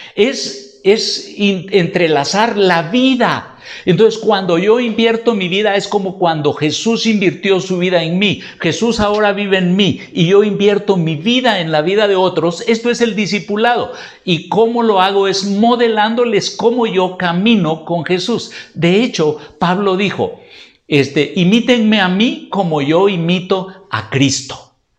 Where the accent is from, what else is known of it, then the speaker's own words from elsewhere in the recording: Guatemala; En Guatemala tenemos un dicho